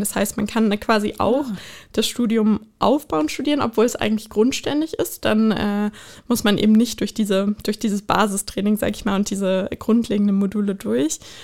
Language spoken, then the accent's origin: German; Bonn, North Rhine-Westphalia, Germany; also born or lived in United States; now in Berlin, Germany; ich bin, äh, ursprünglich in Bonn geboren.